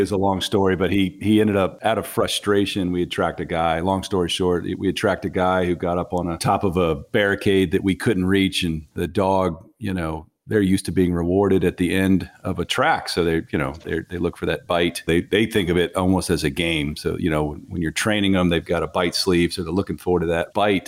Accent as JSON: {"language": "English", "area": "Fairfax County", "region": "Virginia", "country": "United States", "tie": "born or raised there", "said": "I started with uh, Fairfax County, Virginia, the police department there, uh, right out of college. I think I was 23. That's where I grew up"}